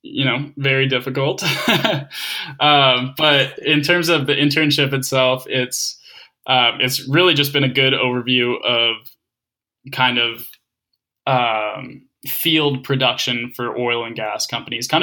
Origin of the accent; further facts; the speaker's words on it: Calgary, Alberta, Canada; moved away; growing up in Calgary